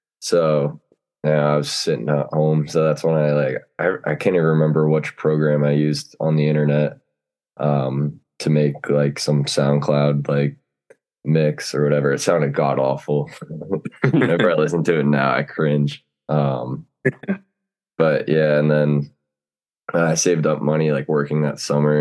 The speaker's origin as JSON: {"language": "English", "region": "New Jersey", "country": "United States", "said": "I'm from Jersey."}